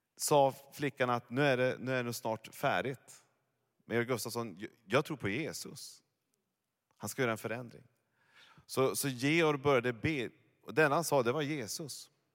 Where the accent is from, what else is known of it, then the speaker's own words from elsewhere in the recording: Norrland, Sweden; Jag är ju norrlänning egentligen.